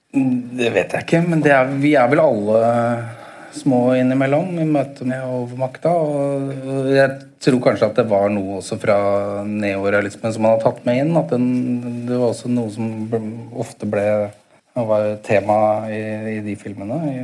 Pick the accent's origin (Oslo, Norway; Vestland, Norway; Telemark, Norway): Oslo, Norway; jeg vokste opp i leiligheten i Bo, på Bogerud.